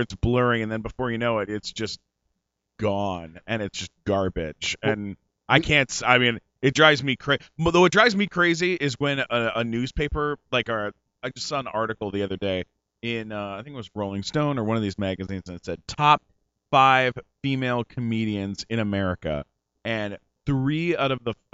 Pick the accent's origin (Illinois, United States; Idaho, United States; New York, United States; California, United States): California, United States; San Diego; also born or lived in Canada; now in Los Angeles, United States; I was born in Canada, but I was raised in San Diego.